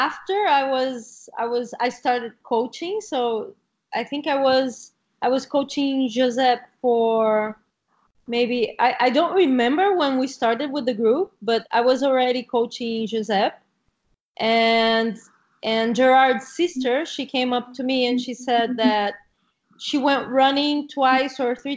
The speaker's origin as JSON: {"language": "English", "region": "Rio de Janeiro", "country": "Brazil", "second_language": "English", "moved": "as an adult", "lives_now": "Catalonia, Spain", "said": "I come from Rio"}